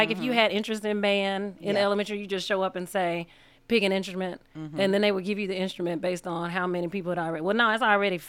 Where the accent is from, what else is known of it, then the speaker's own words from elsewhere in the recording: Memphis, Tennessee, United States; North Memphis, Tennessee, at Mara and Valentine.